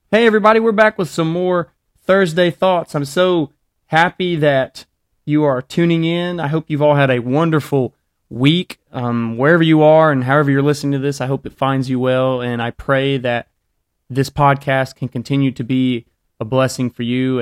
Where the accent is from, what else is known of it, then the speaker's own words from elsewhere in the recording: Alabama, United States; I grew up in Alabama